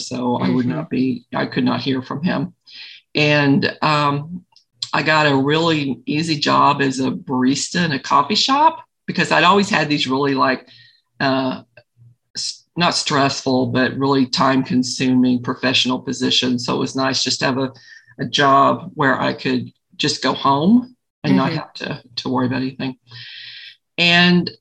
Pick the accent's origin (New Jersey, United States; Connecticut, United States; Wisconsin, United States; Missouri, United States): Missouri, United States; now in Colorado, United States; I'm a Flatlander. I'm from Missouri